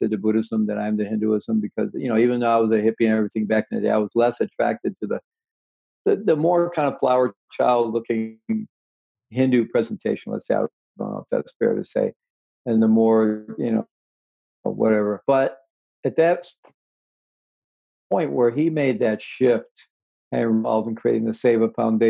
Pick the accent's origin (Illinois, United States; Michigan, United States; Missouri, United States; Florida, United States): Missouri, United States; moved away; I was born in Missouri, and I had good rational skeptical education in Missouri, the show me state